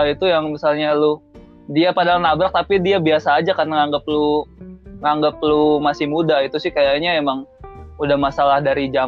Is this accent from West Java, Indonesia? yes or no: yes; West Java, Indonesia; gua juga asli Sunda tapi sih